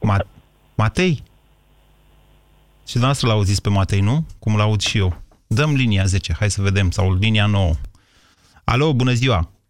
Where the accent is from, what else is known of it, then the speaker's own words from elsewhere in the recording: Bistrița, Bistrița-Năsăud, Romania; accent: Transylvanian; Da, sunt din Bistrița.